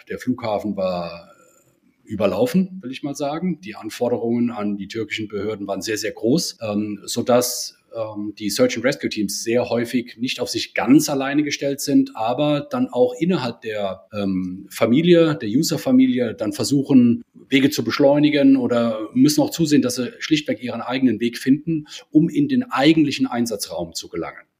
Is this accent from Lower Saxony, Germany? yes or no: no; Rhineland-Palatinate, Germany; komme ich ursprünglich aus dem Ortsverband in Koblenz bin also Rheinland-Pfälzer